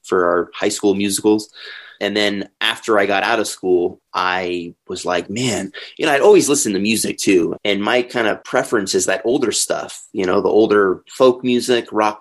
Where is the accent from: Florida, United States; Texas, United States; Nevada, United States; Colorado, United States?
Colorado, United States; Denver; also born or lived in Springfield, Illinois; I'm from here. I've been here. Well, actually, I've been here since I was 3 years old.